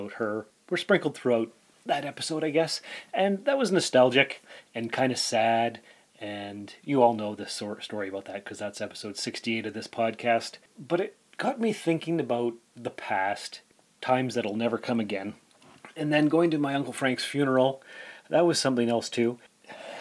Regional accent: Sault Ste. Marie, Ontario, Canada; moved away as an adult; also born or lived in North Bay; now in Timmins, Canada; I was born in Sault Ste. Marie in 1976

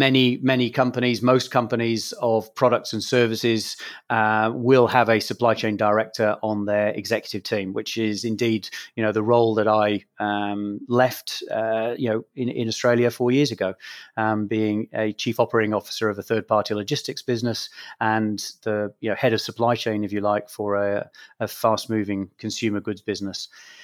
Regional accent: Scotland, United Kingdom; accent: English; also born or lived in England; as a Scot, having lived all of my life in Scotland and a father who's a Scot and a mother who's from Ireland, I describe myself as a Scot with an Irish name and an English accent, which is in part from being born in England.

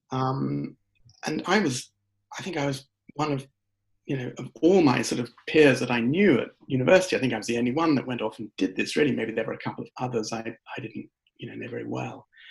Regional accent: United Kingdom; I'm British and um, I was raised largely in the UK

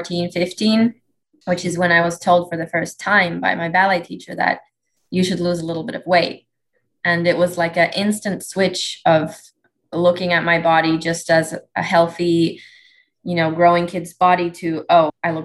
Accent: Helsinki, Uusimaa, Finland; moved away as an adult; now in Atlanta, United States; I'm originally from Helsinki, Finland

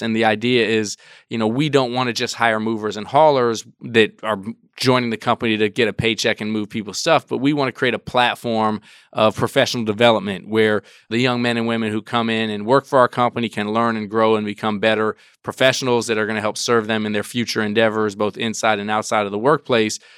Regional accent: Washington, District of Columbia, United States; I grew up in Washington, D C

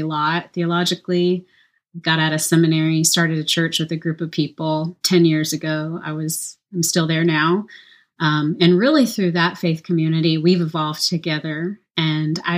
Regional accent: Louisiana, United States; also born or lived in Central Texas; now in Round Rock, United States; I live in Central Texas. I'm from Louisiana.

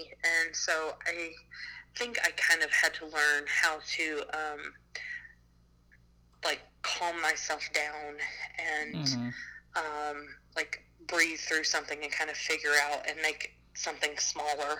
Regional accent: Alabama, United States; I'm from Alabama.

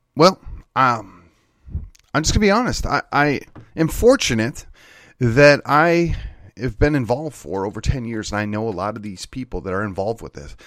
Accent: Wisconsin, United States; moved away as an adult; now in Texas, United States; back in my home state of Wisconsin

